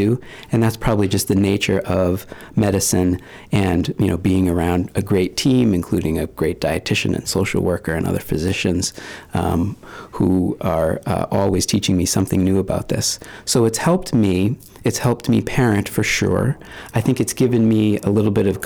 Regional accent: Maine, United States; I spent a lot of time growing up in Maine, so it feels very much like home

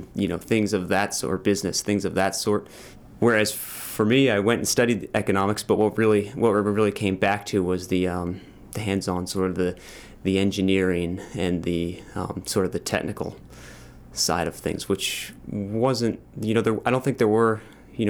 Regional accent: Cape Elizabeth, Maine, United States; I grew up sailing in Casco Bay on boats with my family

